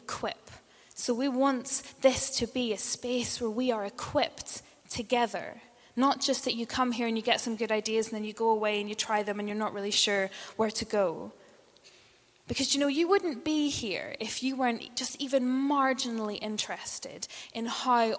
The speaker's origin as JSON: {"language": "English", "region": "Northern Ireland", "country": "United Kingdom", "moved": "yes", "said": "And I'm from Northern Ireland"}